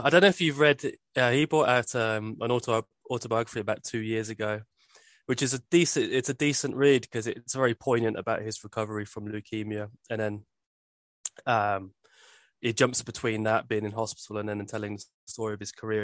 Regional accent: Birmingham, West Midlands, United Kingdom; I grew up in Birmingham

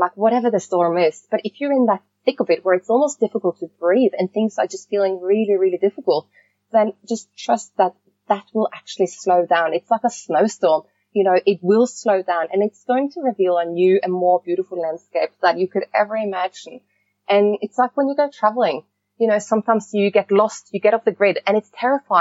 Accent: Norway; moved away; growing up in Norway

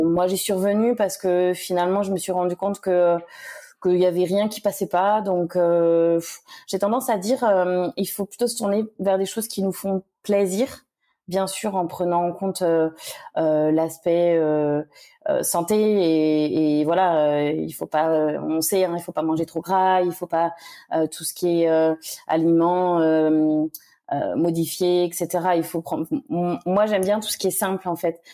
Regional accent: Le Mans, Pays de la Loire, France; moved away as an adult; also born or lived in Angers / Toulouse / Uzès; now in Réunion, France; je suis née au Mans euh, en Sarthe. Euh, j'y suis restée jusqu'à mes 18 ans.

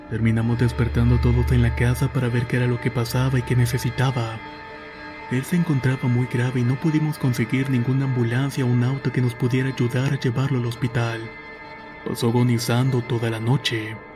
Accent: Veracruz, Mexico; quiero contar algo que me pasó cuando tenía 6 años. Soy originaria de México y en las vacaciones solíamos ir al pueblo de mi madre que se encuentra en Veracruz.

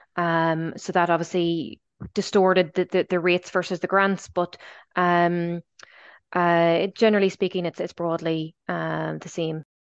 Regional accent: Belfast, Northern Ireland, United Kingdom; moved away as an adult; also born or lived in Dublin / Australia; now in Galway, Ireland; I'm, I'm originally from Belfast. Um, I'm, I'm long gone at this stage. I, I left there at, at the, the age of eighteen

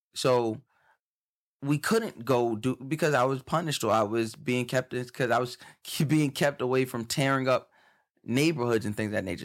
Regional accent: Long Island, New York, United States; I, I grew up on Long Island

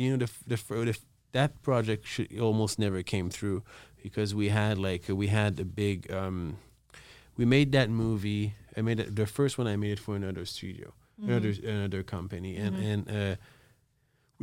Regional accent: Montreal, Quebec, Canada; I'm from Montreal

